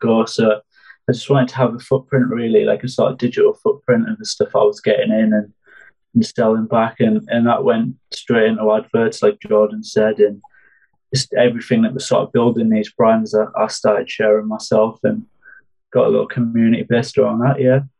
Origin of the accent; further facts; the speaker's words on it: Middlesbrough, North East England, United Kingdom; I'm from Middlesbrough, which is in the United Kingdom